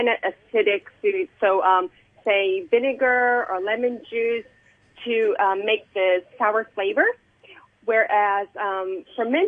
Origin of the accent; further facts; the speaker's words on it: Japan; now in Hong Kong; where I grew up in Japan and fermented food was like a norm